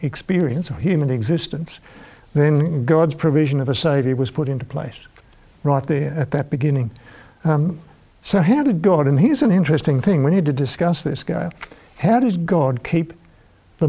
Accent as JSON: {"language": "English", "town": "Launceston", "region": "Tasmania", "country": "Australia", "tie": "born or raised there", "said": "as a small boy being a town kid growing up in Launceston in Tasmania"}